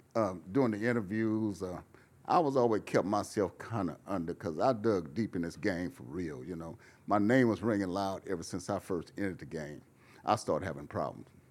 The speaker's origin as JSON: {"language": "English", "town": "Fresno", "region": "California", "country": "United States", "also_born_or_lived": "Oakland / Los Angeles", "moved": "as an adult", "said": "I was from Fresno, but I lived in Oakland and I lived in L A, Oakland"}